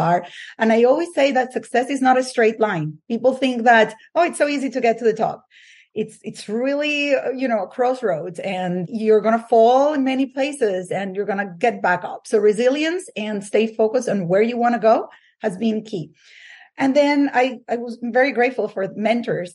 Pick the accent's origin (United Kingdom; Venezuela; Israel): Venezuela; English is a second language; moved away as an adult; now in United States; I grew up in Venezuela